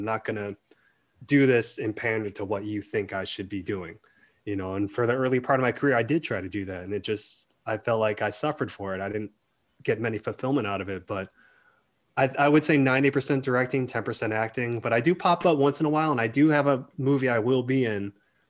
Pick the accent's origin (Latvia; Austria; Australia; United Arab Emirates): Australia; Melbourne, Victoria; also born or lived in Malaysia; look, I grew up in Melbourne, but it's like, I was born in Malaysia, but this is how I talk.